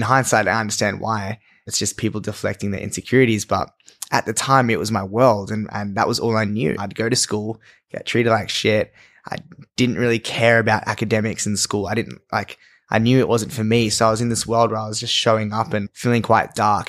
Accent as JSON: {"language": "English", "country": "Australia", "tie": "born or raised there", "said": "growing up in Australia"}